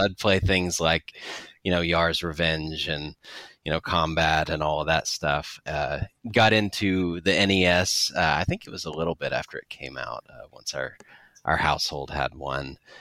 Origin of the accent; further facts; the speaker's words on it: near Knoxville, East Tennessee, United States; I grew up in the East Tennessee area in the United States, so, uh, kinda near Knoxville